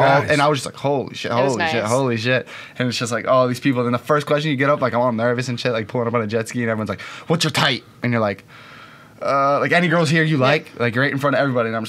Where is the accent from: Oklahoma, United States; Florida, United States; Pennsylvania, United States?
Pennsylvania, United States; Pittsburgh; I'm from, you gotta clarify. I'm from Pittsburgh, Pennsylvania.